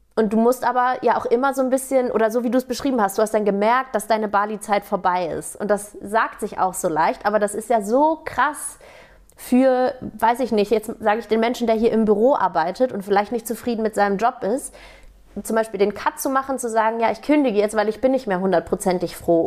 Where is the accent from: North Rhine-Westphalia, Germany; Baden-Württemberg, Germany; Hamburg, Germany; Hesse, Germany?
Hamburg, Germany; ich komme aus Hamburg ursprünglich